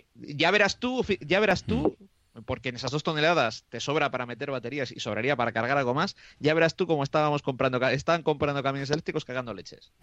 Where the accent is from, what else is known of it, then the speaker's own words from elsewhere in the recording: Roa, Castile and León, Spain; en mi pueblo que es eh, de Roa, que está a 17 kilómetros de Aranda de Duero.